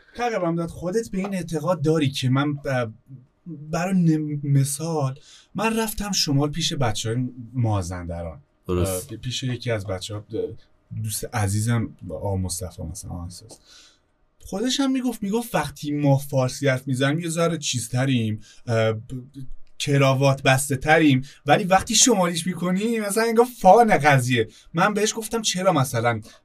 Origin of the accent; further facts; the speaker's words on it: Kurdistan, Iran; first language Kurdish; Persian is a second language; اهل مدیوانیم دیگه اهل کردستانیم